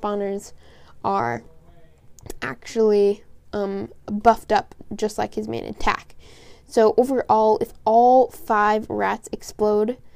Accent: Portland, Oregon, United States; I am from the Rose City

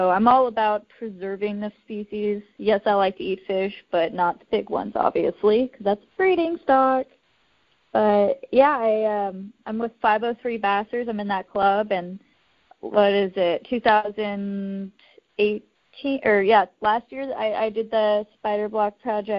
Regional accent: Idaho, United States; I grew up in Idaho

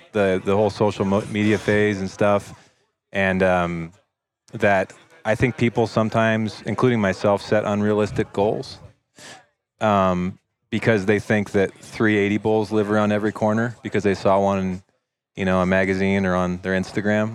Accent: Western Oregon, United States; I grew up in Oregon, Western yeah. Oregon

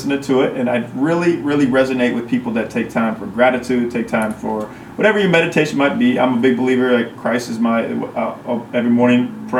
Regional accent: Midwest, United States; also born or lived in New York; now in Los Angeles, United States; I'm also from the Midwest, lived in New York, yeah. Now live in LA.

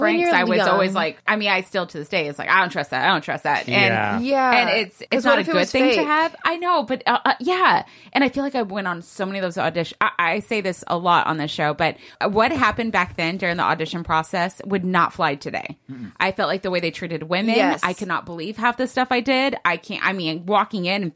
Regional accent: Los Angeles, California, United States; I'm from here

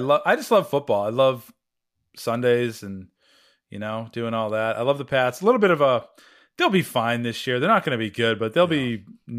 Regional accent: Boston, Massachusetts, United States; accent: Boston; You know, I haven't said Nomar Garcia Parra's name since I ditched my Boston accent.

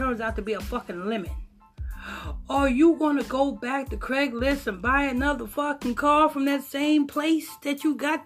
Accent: Huntington Station, New York, United States; We grew up in Southside, Huntington Station

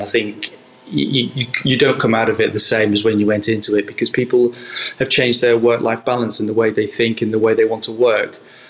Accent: Southport, North West England, United Kingdom; Well, I grew up in the northwest in Southport, just above Liverpool, in a seaside town, close to Blackpool, close to Liverpool, Preston area

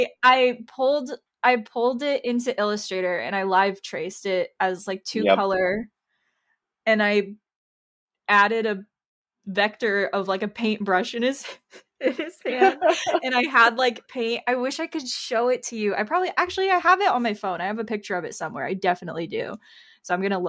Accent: Tampa, Florida, United States; I'm from Florida. So like the Tampa area, my high school had a pretty good art program.

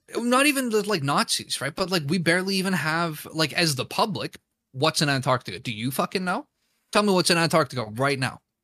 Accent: Canada; I'm Canadian

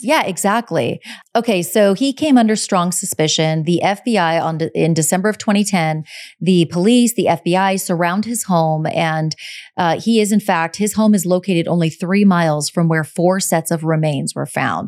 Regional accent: Southern California, United States; we're from Southern California

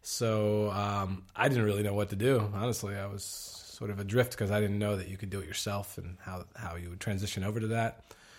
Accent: Pennsylvania, United States; also born or lived in New Jersey; I am from Pennsylvania.

